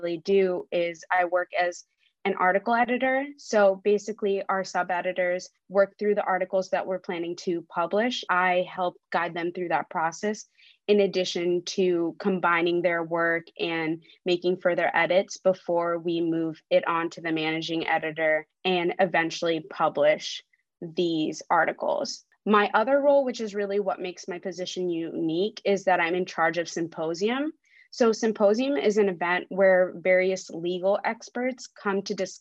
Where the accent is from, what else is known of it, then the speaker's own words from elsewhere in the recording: Ohio, United States; English is a second language; moved away as an adult; now in Albany, United States; I'm not originally from New York. I grew up and went to school in Ohio